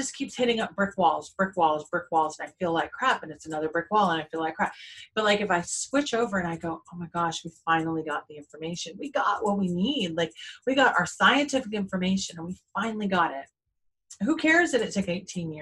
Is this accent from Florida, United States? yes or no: yes; Jacksonville, Florida, United States; growing up in the South, growing up in Jacksonville, especially the Bible Belt